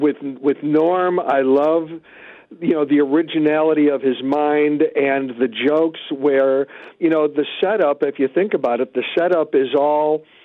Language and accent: English; Chicago, Illinois, United States; born or raised there